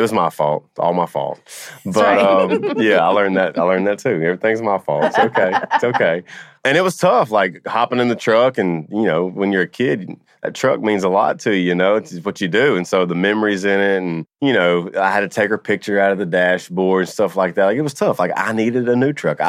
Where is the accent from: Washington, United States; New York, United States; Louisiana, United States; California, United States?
Louisiana, United States; I'm from Louisiana